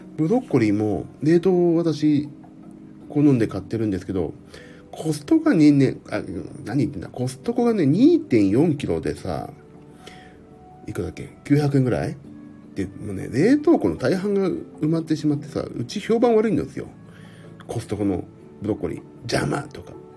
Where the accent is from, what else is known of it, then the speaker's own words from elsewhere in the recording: Tokyo, Japan; 江戸っ子だから